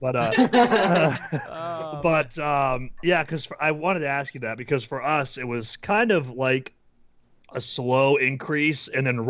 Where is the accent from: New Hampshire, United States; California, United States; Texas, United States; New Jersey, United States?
New Hampshire, United States; Yeah, because we're from New Hampshire, which is, like, this small little state, like, lots of woods, and I live, like, near the beach